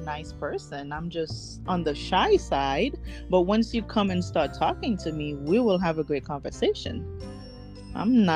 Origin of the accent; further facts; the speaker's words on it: Haiti; now in Arizona, United States; I grew up in Haiti in a very restricted, you know, upbringing.